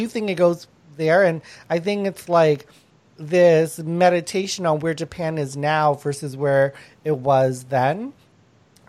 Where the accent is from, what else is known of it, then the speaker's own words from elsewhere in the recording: Canada; as a Canadian